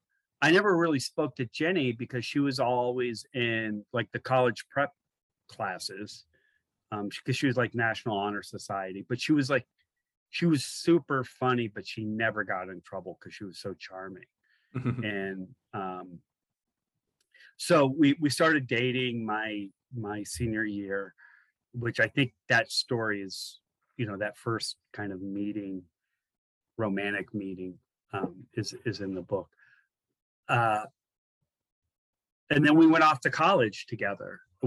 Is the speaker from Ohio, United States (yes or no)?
yes; Athens, Ohio, United States; also born or lived in Youngstown / New York / Virginia; I sort of like to say I'm from Athens